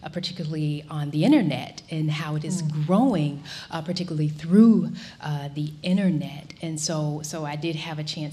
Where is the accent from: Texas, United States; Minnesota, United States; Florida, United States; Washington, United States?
Florida, United States; moved away; I'm originally from Florida